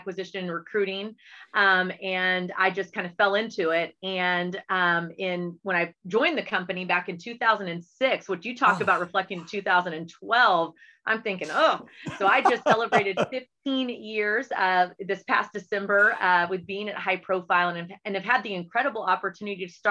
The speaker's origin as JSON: {"language": "English", "area": "Hurst-Euless-Bedford area", "region": "Texas", "country": "United States", "tie": "born or raised there", "also_born_or_lived": "Metairie, Louisiana / Houston, Texas", "said": "he was then transferred again to Arlington, Texas, which brought us to the HEB area, which is really where, you know, we grew up"}